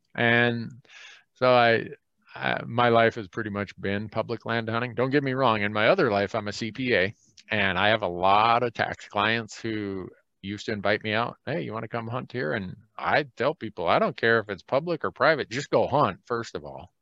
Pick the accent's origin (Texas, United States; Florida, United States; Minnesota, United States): Minnesota, United States; moved away; where I grew up in Minnesota